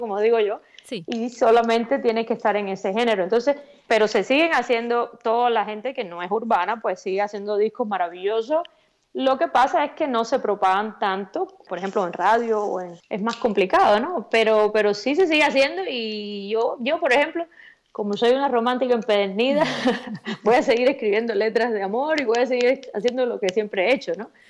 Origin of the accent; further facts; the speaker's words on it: Cuba; accent: Cuban; moved away; muy orgullosa de de donde quiera que me paro, pues decir que soy cubana